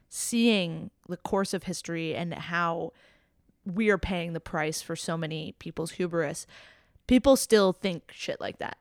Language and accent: English; South Florida, United States; also born or lived in Jamaica; me being from Florida